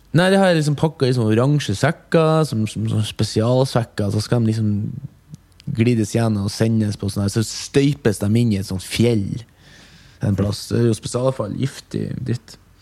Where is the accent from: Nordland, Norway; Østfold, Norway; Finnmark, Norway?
Nordland, Norway; Mo i Rana; now in Oslo, Norway; fra Mo i Rana